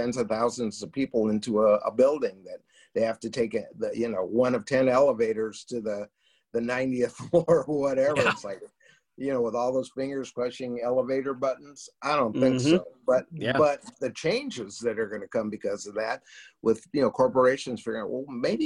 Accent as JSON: {"language": "English", "town": "Los Angeles", "region": "California", "country": "United States", "tie": "born or raised there", "said": "I was born and raised in Hollywood"}